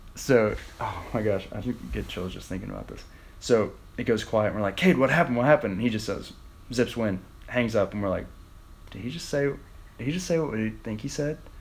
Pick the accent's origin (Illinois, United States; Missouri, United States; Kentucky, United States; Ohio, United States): Ohio, United States; Wheelersburg; moved away as an adult; also born or lived in Portsmouth, Ohio / Akron, Ohio; So I'm from Portsmouth, Ohio, actually Wheelersburg. Um, it's like four hours south uh, west, kind of, of Akron. So I've played golf there. I grew up there.